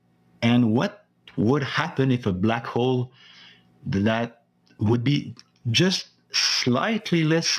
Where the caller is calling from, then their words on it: Sherbrooke, Quebec, Canada; Salut, Fred and Andrew. … from Sherbrooke in Quebec.